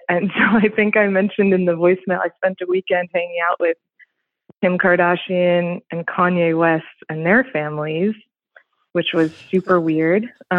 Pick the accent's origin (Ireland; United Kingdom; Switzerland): Switzerland; now in United States; But yeah, I grew up in Switzerland in like a diplomatic family and pretty, you know, international and bougie. And now I live up in the mountains in Colorado out west